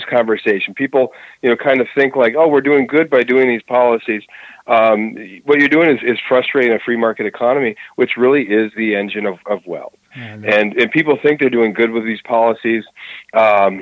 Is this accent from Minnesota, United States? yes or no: yes; Twin Cities, Minnesota, United States; where I'm from the Twin Cities in Minnesota